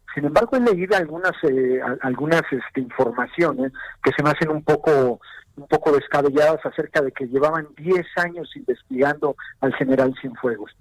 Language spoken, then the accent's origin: Spanish; Mexico; como sociedad mexicana, como Estado mexicano